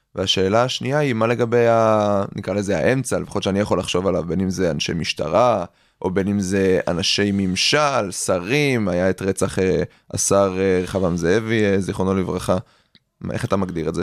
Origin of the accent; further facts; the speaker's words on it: Israel; אנחנו פה גדלנו במדינת ישראל